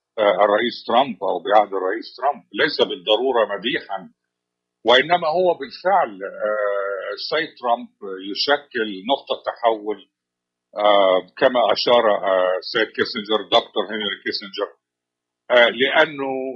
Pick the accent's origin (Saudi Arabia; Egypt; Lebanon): Egypt; now in Washington, United States; كما نقول في مصر